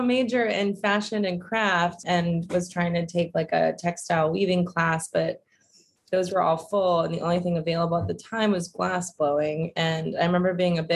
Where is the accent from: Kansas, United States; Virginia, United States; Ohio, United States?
Virginia, United States; Roanoke; also born or lived in Savannah, Georgia; I grew up in Roanoke, Virginia